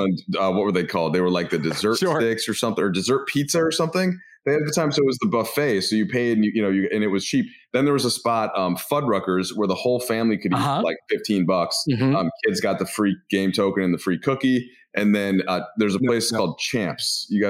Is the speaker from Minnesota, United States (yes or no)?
yes; Minneapolis, Minnesota, United States; moved away; I grew up in suburban Minneapolis, which at the time was nothing but chains.